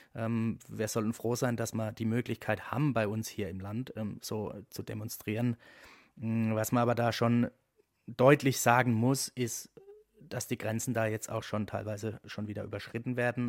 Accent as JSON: {"language": "German", "town": "Eberbach", "region": "Baden-Württemberg", "country": "Germany", "tie": "born or raised there", "said": "Eberbach in meiner Heimatstadt"}